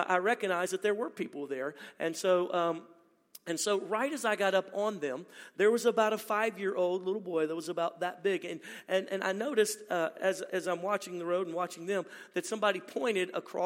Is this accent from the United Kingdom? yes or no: no; Baton Rouge, Louisiana, United States; My wife and I are from originally born and raised in Louisiana, Baton Rouge, Louisiana.